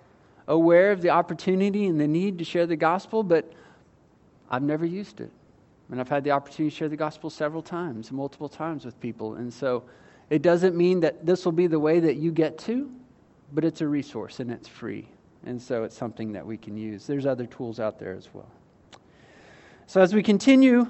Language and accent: English; United States; I was born and raised in the United States.